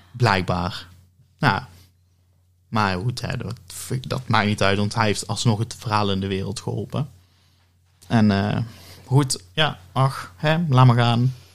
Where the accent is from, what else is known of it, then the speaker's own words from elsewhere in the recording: Oss, North Brabant, Netherlands; ik ben eh, geboren en getogen in Os